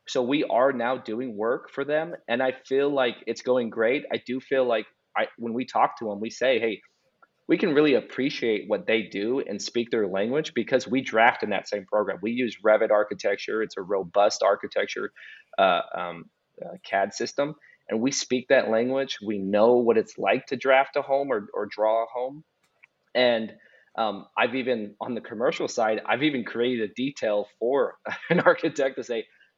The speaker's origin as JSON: {"language": "English", "town": "Las Vegas", "region": "Nevada", "country": "United States", "tie": "born or raised there", "moved": "as an adult", "lives_now": "Kansas City, United States", "said": "I'm from Las Vegas originally, lived there for 22 years."}